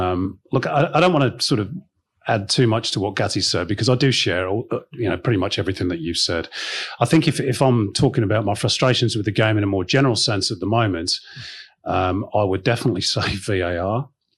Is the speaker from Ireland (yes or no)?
yes; Ireland; Oh, that, spoken as an Irish woman.